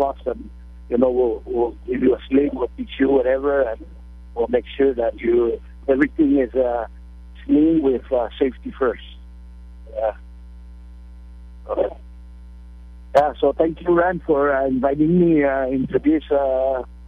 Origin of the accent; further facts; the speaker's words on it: Rota, Northern Mariana Islands; now in Guam; I'm originally from Rota, now residing in Guam